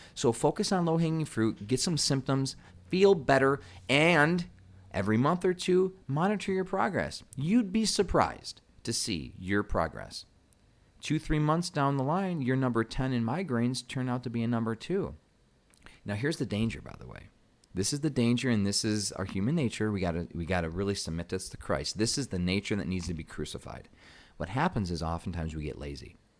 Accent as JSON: {"language": "English", "region": "Michigan", "country": "United States", "said": "I'm from Michigan, so we call it pop"}